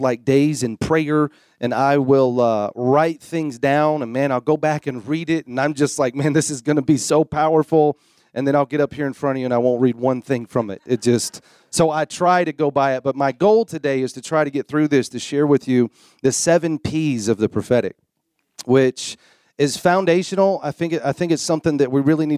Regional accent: Florida, United States; moved away; I'm a Florida boy. I'm a Southern boy

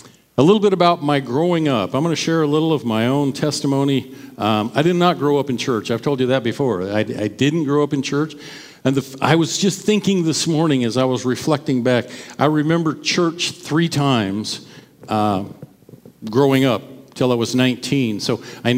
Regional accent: Caldwell, United States; I grew up in Caldwell. I went to school at Van Buren, grades 1 through 4

